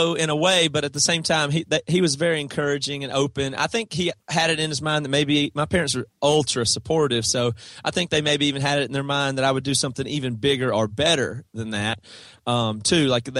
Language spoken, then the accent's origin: English; South Carolina, United States; That's right. Yeah. Toby and Devin and Joel and our original drummer Seth all are from South Carolina. Small town. Same town.